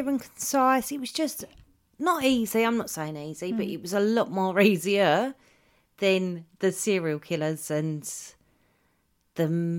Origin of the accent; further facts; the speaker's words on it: United States; moved away; I'm American.